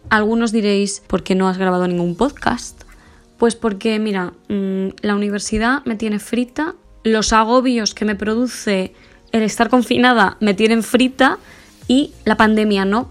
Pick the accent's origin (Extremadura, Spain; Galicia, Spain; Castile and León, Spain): Castile and León, Spain; Huerta de Rey; moved away as an adult; also born or lived in Madrid; a mi pueblo, Huerta del Rey, que es un pueblecito pequeño de Burgos